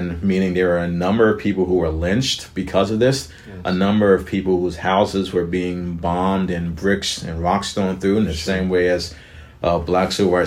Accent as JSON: {"language": "English", "area": "right outside of Atlanta", "region": "Georgia", "country": "United States", "tie": "born or raised there", "said": "I was raised right outside of Atlanta"}